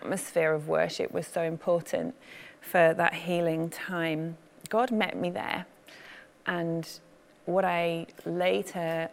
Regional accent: Manchester, North West England, United Kingdom; I grew up in Manchester

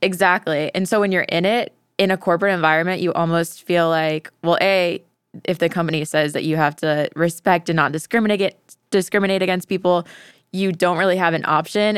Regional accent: Tampa, Florida, United States; I'm from the Tampa Bay area

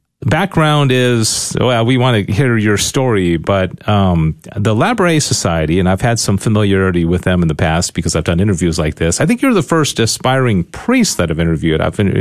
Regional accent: Syracuse, New York, United States; I was born in Syracuse

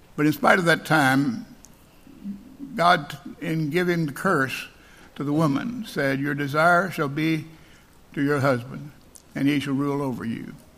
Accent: Alabama, United States; I'm from Alabama

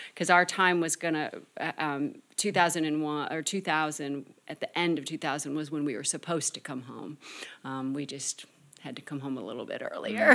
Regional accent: Michigan, United States; I'm from Michigan

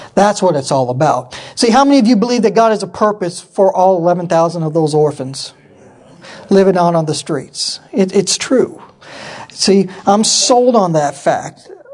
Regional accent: Yakima, Washington, United States; moved away as an adult; I grew up in Yakima, Washington

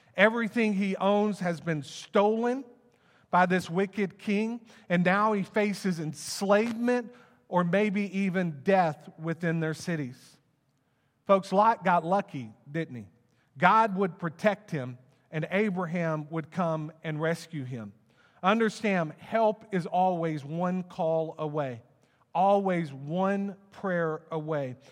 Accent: Plano, Texas, United States; also born or lived in Wylie, Texas; I grew up in Plano, um, and, and, um, in between the, my sixth grade semester, we moved to Wiley

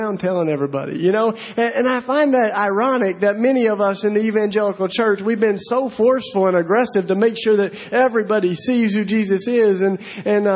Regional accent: East Tennessee, United States; moved away as an adult; now in Philadelphia, United States; I'm originally from East Tennessee

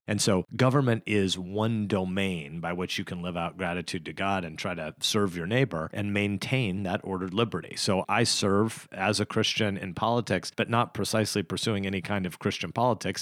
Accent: Nebraska, United States; I'm an American and I'm a Nebraskan.

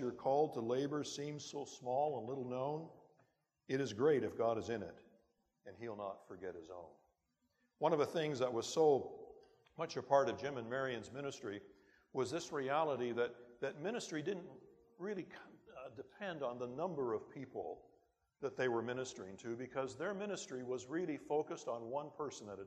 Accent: Timmins, Ontario, Canada; my hometown of Timmins that it wasn't the end of the world, but you could see it from there.

